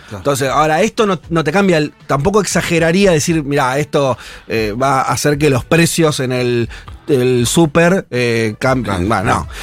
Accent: Argentina

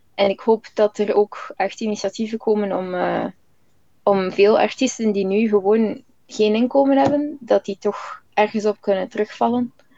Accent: Flanders, Belgium; moved away; als Vlaming hebben we wel het ongelooflijke voordeel dat we heel veel Engels horen, al van jongs af

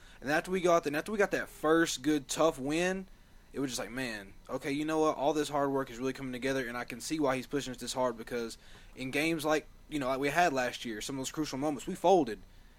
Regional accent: Morristown, Tennessee, United States; I'm from Morristown, where Coach Sanders is, went to Morristown East, same where as he is.

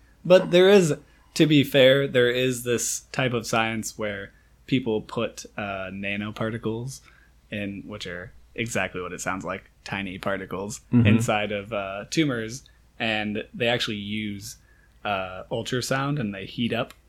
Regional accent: Iowa, United States; I'm from Iowa.

